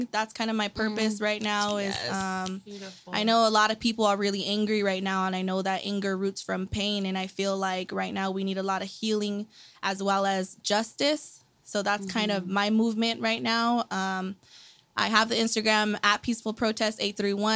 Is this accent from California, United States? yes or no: yes; Gonzales, California, United States; I come from Gonzales. Grew up in Gonzales, went to all Gonzales schools, elementary, middle, high school.